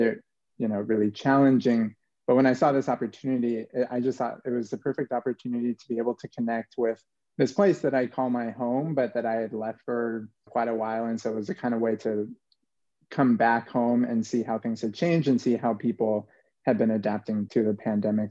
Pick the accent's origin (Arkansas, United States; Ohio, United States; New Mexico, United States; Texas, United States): New Mexico, United States; I'm from New Mexico originally, born and raised